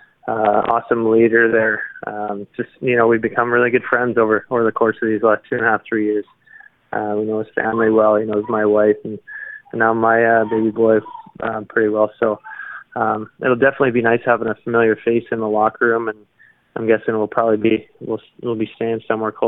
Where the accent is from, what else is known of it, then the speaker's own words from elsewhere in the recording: Canada; me being Canadian